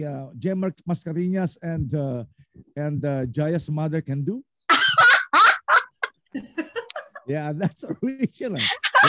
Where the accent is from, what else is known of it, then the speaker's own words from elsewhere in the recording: Philippines; Being a Filipino artist, and of course we can make some collaborations